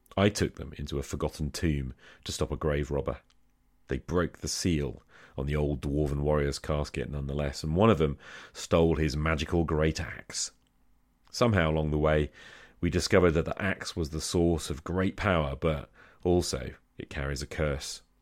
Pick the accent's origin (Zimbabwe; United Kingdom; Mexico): United Kingdom; I'm British